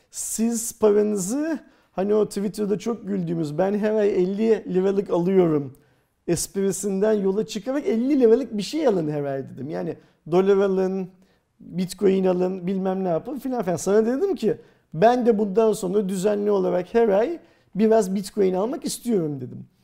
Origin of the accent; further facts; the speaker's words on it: Turkey; Biz Türkler olarak